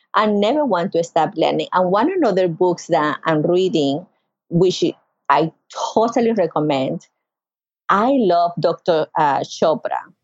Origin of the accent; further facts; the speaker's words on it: Carúpano, Sucre, Venezuela; now in North Carolina, United States; I grew up in Venezuela in Sucre State yo soy de Carúpano, yo soy de la costa, I am from the coast.